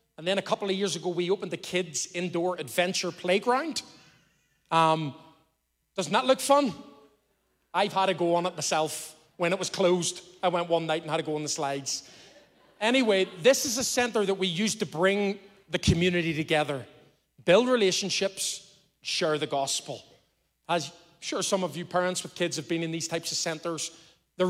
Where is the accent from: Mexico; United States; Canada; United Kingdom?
United Kingdom; Belfast, Northern Ireland; now in Lisburn, United Kingdom; I was brought up in Belfast, and I'm a Belfast boy